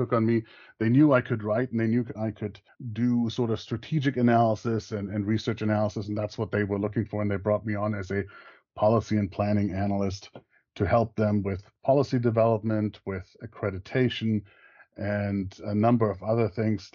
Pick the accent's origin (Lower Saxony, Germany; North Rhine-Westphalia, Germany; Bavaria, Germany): Bavaria, Germany; English is a second language; moved away as an adult; also born or lived in Montana, United States; now in Tallahassee, United States; I grew up in a small Bavarian village